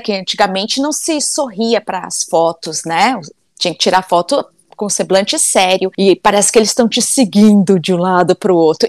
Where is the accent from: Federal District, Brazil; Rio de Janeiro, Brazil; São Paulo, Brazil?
Federal District, Brazil; Brasília; now in United States; Eu sou nascida em Brasília, sou de Brasília. Então a gente cresceu ali na rua, numa cidade satélite